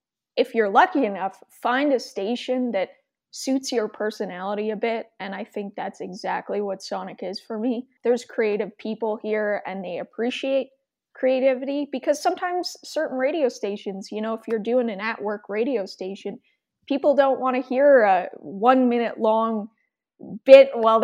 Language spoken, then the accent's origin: English; Edmonton, Alberta, Canada; I was born and raised in Edmonton